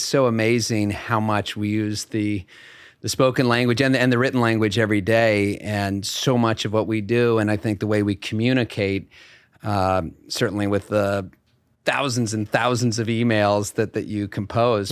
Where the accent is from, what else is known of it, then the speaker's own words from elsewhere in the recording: Bethesda, Maryland, United States; moved away as an adult; also born or lived in Burlington, Vermont / Madison, Wisconsin / Hamilton, New York; my father was transferred to the Washington Hospital Center. So I was in Bethesda, Maryland for at least ten, fifteen years.